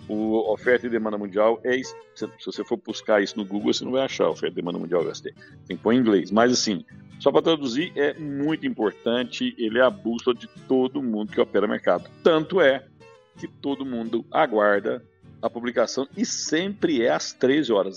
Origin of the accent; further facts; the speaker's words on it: Rio Verde, Goiás, Brazil; eu sou de Rio Verde